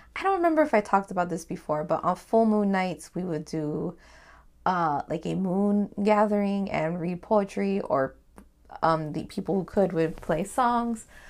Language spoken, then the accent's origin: English; Hawaii, United States; me being Hawaiian